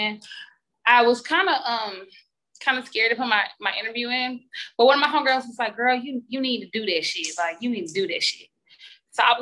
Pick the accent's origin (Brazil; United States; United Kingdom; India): United States; Columbia, South Carolina; I grew up in Columbia, South Carolina